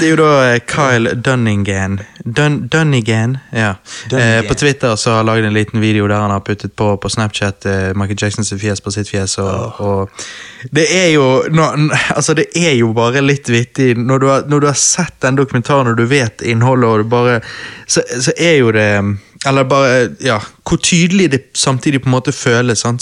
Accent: Norway; vi er to gutter fra Norge

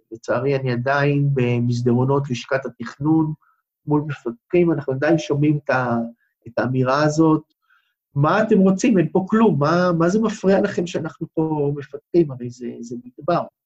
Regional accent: Beersheba, Southern District, Israel; כמעט כל חיי גרתי במדבר, נולדתי בבאר שבע

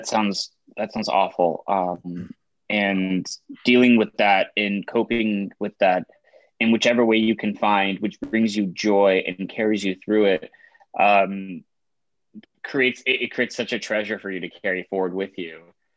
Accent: Texas, United States; I'm from Texas. I love country.

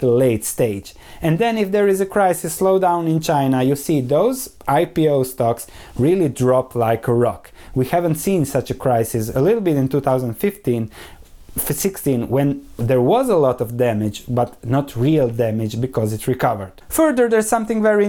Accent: Croatia; where I come from Croatia

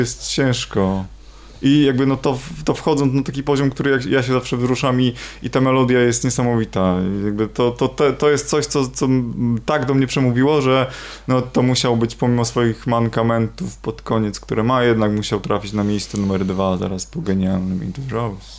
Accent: Trąbki Wielkie, Pomeranian Voivodeship, Poland; ja pochodzę z trąbek wielkich

